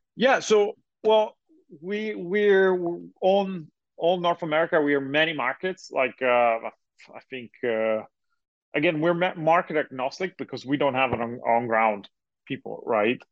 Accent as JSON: {"language": "English", "country": "Italy", "moved": "yes", "lives_now": "United States", "said": "I'm originally from Europe, uh, from Italy, uh, to be more precise"}